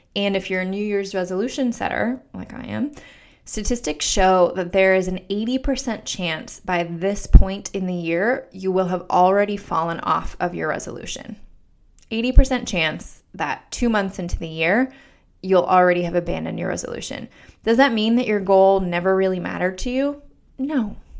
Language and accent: English; Denver, Colorado, United States; moved away as an adult; also born or lived in Pittsburgh / New York City; now in Washington, D.C., United States; I'm originally from Denver, Colorado